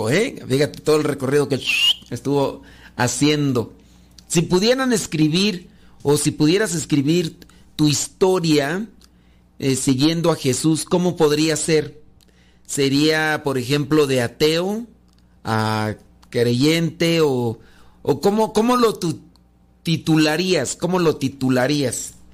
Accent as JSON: {"language": "Spanish", "country": "Peru", "said": "soy músico católico peruano"}